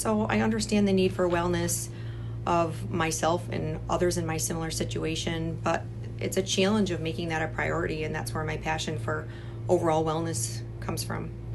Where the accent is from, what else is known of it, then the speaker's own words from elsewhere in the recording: Michigan, United States; I'm originally from Michigan